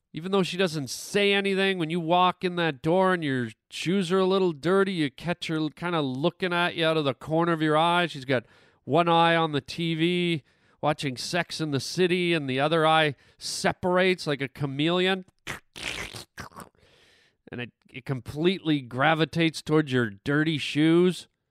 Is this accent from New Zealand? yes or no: no; Canada; now in United States; growing up in Canada